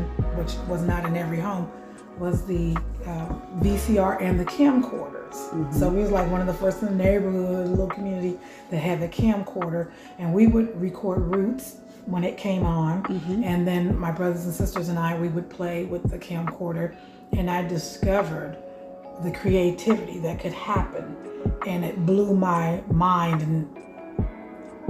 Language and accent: English; Indiana, United States; Born and raised in Indiana